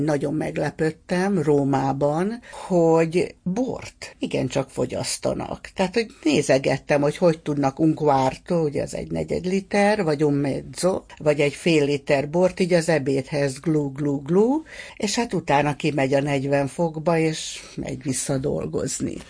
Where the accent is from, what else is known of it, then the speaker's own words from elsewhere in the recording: Hungary; a 70-es, 80-as évek Magyarországában nőttünk föl